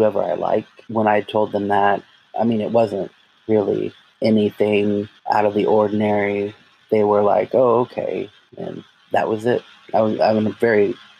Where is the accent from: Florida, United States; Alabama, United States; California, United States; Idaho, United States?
Florida, United States; Jacksonville; I'm from Jacksonville, Florida, born and raised.